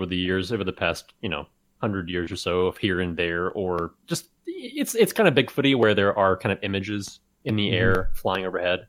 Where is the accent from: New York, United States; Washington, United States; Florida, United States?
Florida, United States; I moved to Florida when I was 10.